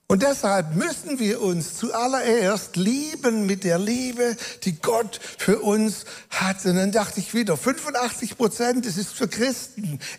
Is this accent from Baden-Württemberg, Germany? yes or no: yes; Baden-Württemberg, Germany; accent: Swabian; aber jetzt kann ich ja auch meinen schwäbischen Akzent, den ich nicht verbergen kann, ruhig ein bisschen durchscheinen lassen